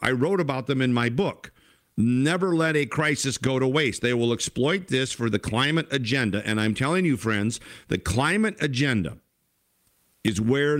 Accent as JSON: {"language": "English", "region": "Minnesota", "country": "United States", "tie": "born or raised there", "said": "if you think there ought to be voter ID in Minnesota, which there isn't. In fact, in my home state, all you have to do is show up with somebody and you can vouch for them."}